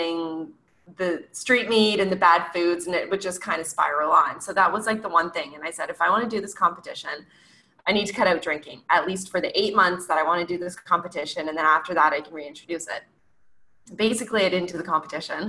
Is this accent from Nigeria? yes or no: no; Canada; I'm from Canada